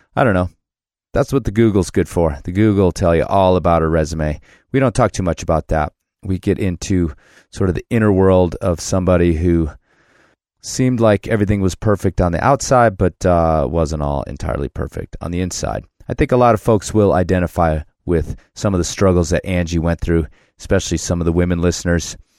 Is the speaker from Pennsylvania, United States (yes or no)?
no; Chicago, Illinois, United States; moved away; also born or lived in Loveland, Ohio; I was Chicago